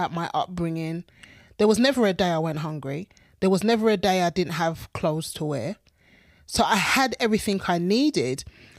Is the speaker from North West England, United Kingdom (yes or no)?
no; London, United Kingdom; now in South London, United Kingdom; We lived in East London. And for years, I wouldn't tell people I was from East London, especially when I'd moved to South London and my accent had changed just a little bit.